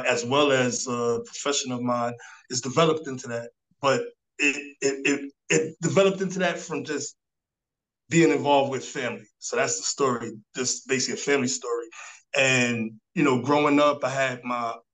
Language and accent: English; New York City, New York, United States; now in Darlington, United States; born and raised in Harlem, New York City, and you know, currently I live in Darlington, South Carolina